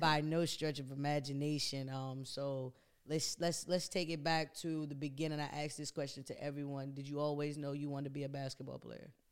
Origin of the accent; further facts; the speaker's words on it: DC metropolitan area, United States; me being a product of the D M V area, mo-, mainly D C and then P G County